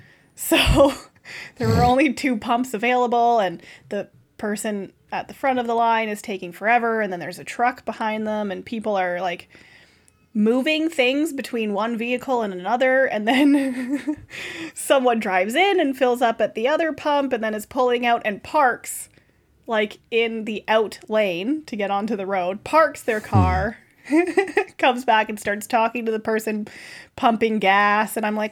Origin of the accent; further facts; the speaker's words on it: Canada; We're like, Canada.